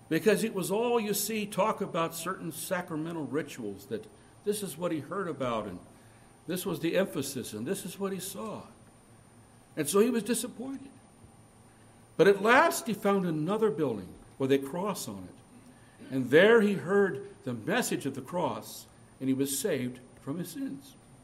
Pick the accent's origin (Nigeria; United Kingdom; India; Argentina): India; born there; I was born right up near the Nepali border in India, just in the foothills of the Himalayas.